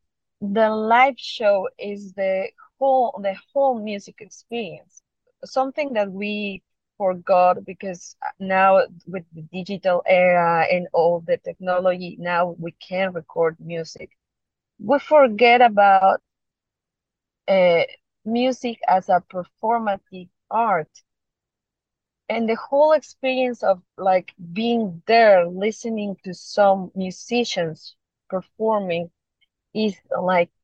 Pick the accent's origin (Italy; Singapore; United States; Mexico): Mexico; English is a second language; moved away as an adult; now in Hong Kong; we are from Mexico